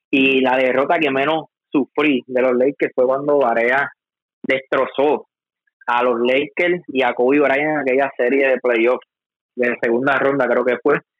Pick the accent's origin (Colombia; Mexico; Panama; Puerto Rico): Puerto Rico; como, como boricua